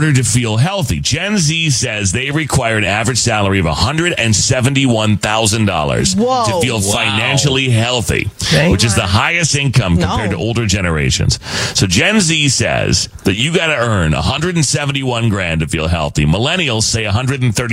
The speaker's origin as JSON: {"language": "English", "region": "Arizona", "country": "United States", "tie": "born or raised there", "said": "growing up in Arizona"}